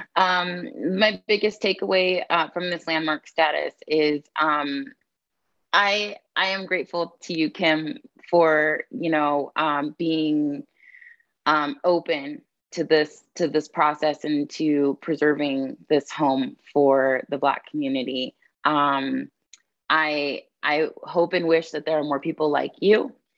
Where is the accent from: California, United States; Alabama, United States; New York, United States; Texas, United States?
California, United States; San Diego; moved away as an adult; now in Fort Collins, United States; I'm a born and raised San Diegan